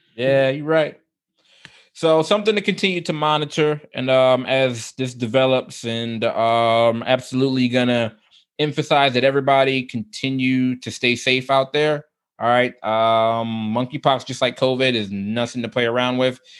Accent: United States; I can only speak as an American

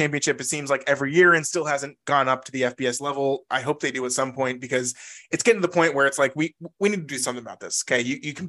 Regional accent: Virginia, United States; We're from Virginia. We grew up in here and we went to school, went to college everywhere. Everything's been in Virginia for us.

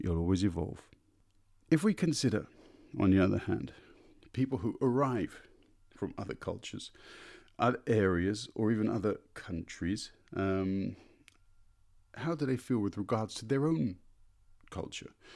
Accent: London, United Kingdom; now in Berlin, Germany; I was born in London and feel very much native to my city of birth

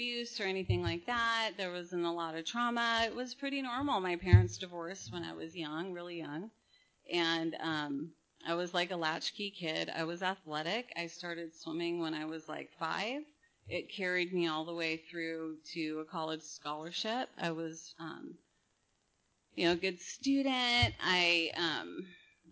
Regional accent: Napa, California, United States; now in Huntington Beach, United States; I was born in Napa, in wine country

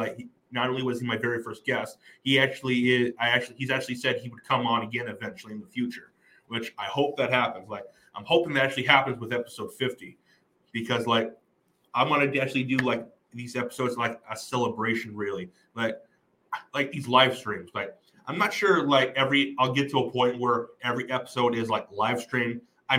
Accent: New Mexico, United States; I'm from New Mexico.

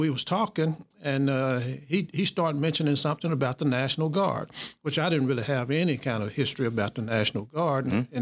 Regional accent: Booneville, Mississippi, United States; I grew up in Boonville, and then Boonville is a place that I claim as my hometown, Boonville, Mississippi.

